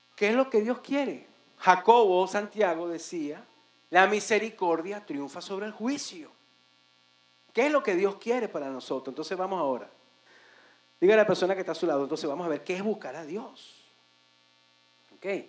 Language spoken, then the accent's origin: Spanish; Venezuela; moved away as an adult; now in Dominican Republic; En mi país, Venezuela